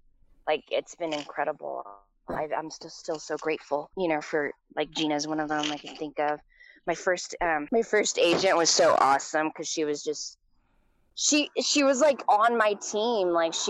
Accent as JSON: {"language": "English", "country": "United States", "tie": "born there", "said": "it was really obvious because I was born in the States."}